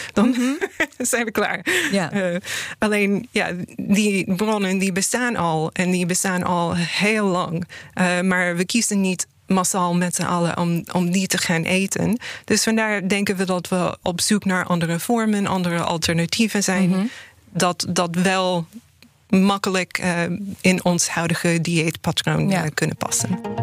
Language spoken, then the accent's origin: Dutch; United States; now in Netherlands; in de VS, waar ik vandaan kom